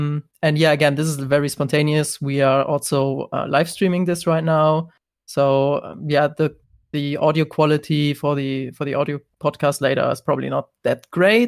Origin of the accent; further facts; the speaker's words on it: Germany; I'm from Germany